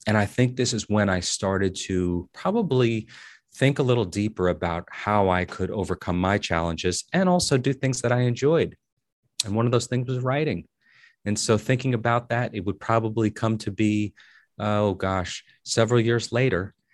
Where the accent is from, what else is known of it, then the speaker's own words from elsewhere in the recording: Paterson, New Jersey, United States; I'm from Paterson, New Jersey